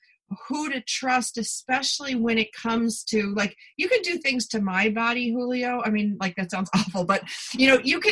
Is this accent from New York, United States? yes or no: yes; Buffalo, New York, United States; moved away; I'm originally from Buffalo.